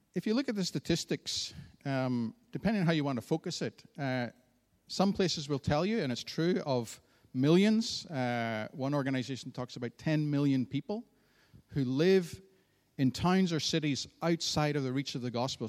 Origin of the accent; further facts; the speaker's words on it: Antrim, Northern Ireland, United Kingdom; I grew up in the town of Antrim